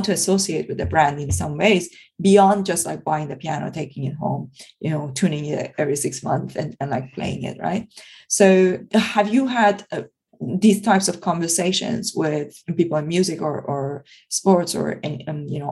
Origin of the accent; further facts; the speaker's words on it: Iran; now in United Kingdom; I come originally from Iran